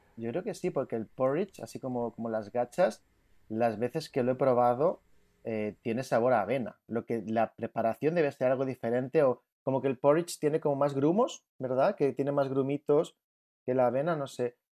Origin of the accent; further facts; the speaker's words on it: Palma, Balearic Islands, Spain; now in Greece; soy de, de Mallorca, de Palma de Mallorca, que normalmente vivo en Grecia.